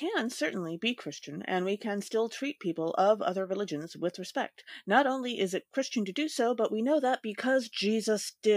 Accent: United States; as an American

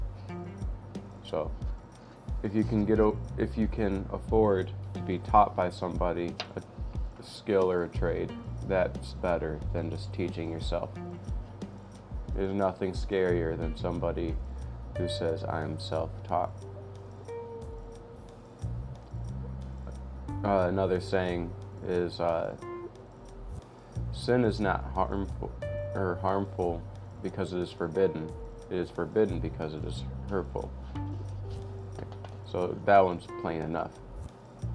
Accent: United States; I'm an American

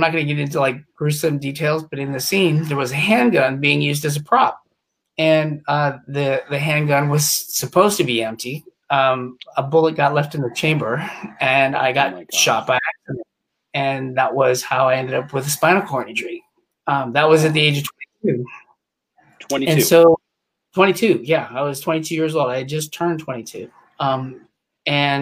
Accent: Reno, Nevada, United States; also born or lived in England / New Jersey / New Orleans / California; Then we moved up to Reno, Nevada, and that was around the age of four.

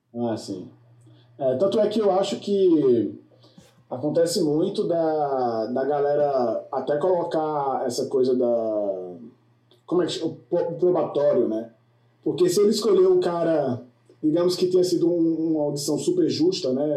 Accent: Brazil; now in United States; eu, como brasileiro, quando cheguei aqui

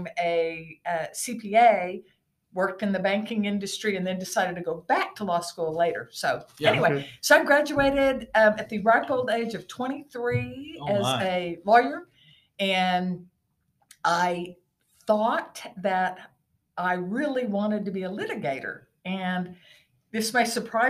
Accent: Oklahoma City, Oklahoma, United States; moved away as an adult; now in Enid, United States; I was born and raised in Oklahoma City.

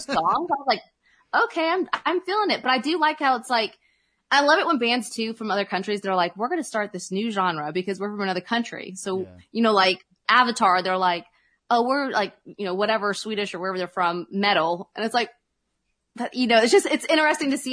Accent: Oklahoma, United States; I'm from Oklahoma and we're a little bit behind the times here

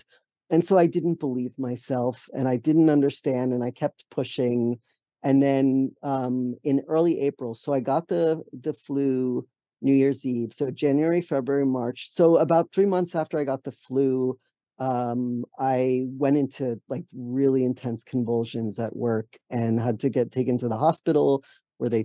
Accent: Allentown, Pennsylvania, United States; moved away as an adult; also born or lived in San Francisco / New York; now in Massachusetts, United States; I grew up in Allentown, Pennsylvania

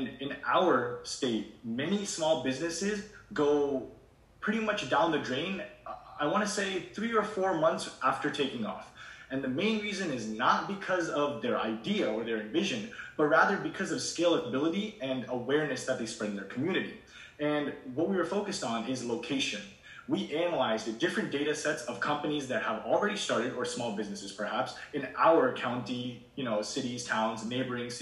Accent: Shrewsbury, Massachusetts, United States; also born or lived in India; I moved here at the age of 5 to Shrewsbury, Massachusetts, and I've been here ever since.

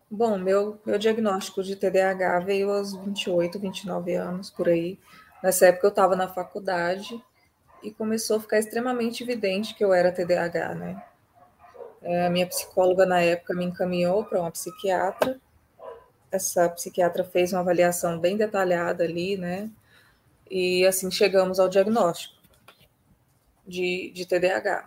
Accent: Vila Velha, Espírito Santo, Brazil; now in Rio Grande do Sul, Brazil; moro no Rio Grande do Sul atualmente, mas nasci no Espírito Santo, em Vila Velha

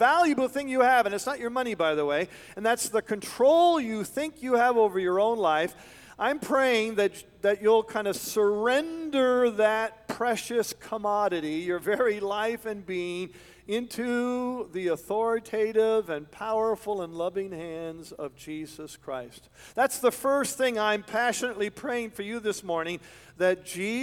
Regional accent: Canada; moved away as an adult; also born or lived in West Michigan; we're from Canada

